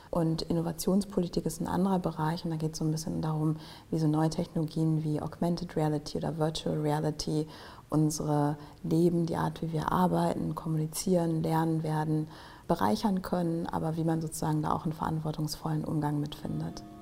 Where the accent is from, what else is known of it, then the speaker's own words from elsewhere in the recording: Germany; ich bin ähm, Afrodeutsche. Mein Vater kommt aus Ghana, meine Mutter ist aus Deutschland. Ähm, ich bin größtenteils hier in Deutschland aufgewachsen